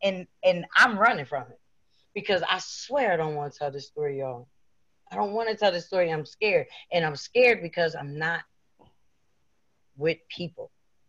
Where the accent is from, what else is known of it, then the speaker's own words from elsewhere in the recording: East Coast, United States; Now, see, I'm from the East Coast, so it's about 11 o'clock.